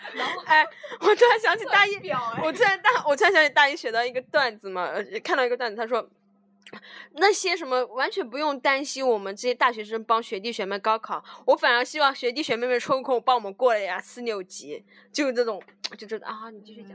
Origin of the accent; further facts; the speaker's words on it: Anhui, China; 我是安徽的嘛，我是安徽嘛